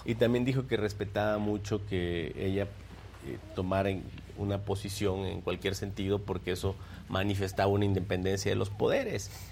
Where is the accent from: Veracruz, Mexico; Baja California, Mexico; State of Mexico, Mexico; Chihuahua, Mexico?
Veracruz, Mexico; Minatitlán; yo nací en Minatitlán. Yo soy veracruzano, nací ahí